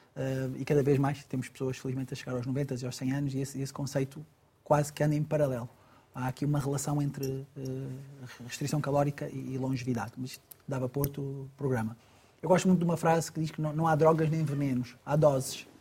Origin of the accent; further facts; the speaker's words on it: Angola; eu, que sou angolano, ou nasci em Angola